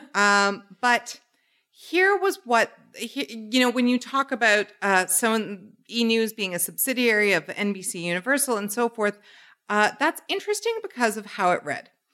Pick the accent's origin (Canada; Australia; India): Canada; born or raised there